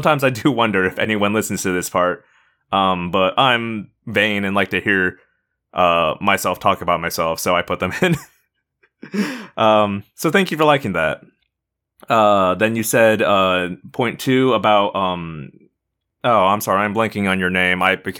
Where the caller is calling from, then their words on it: Israel; I'm a listener from Israel